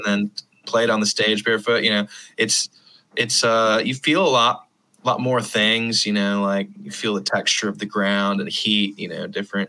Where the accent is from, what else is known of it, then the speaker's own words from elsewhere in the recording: Virginia Beach, Virginia, United States; also born or lived in Charlottesville; So I grew up in Virginia Beach and just like didn't wear shoes that much.